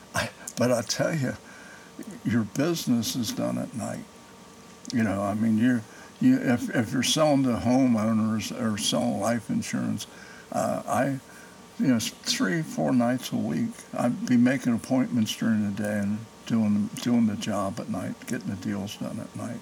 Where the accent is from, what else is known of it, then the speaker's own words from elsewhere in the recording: Cincinnati, Ohio, United States; moved away as an adult; now in Indiana, United States; I grew up in Price Hill on Rutledge Avenue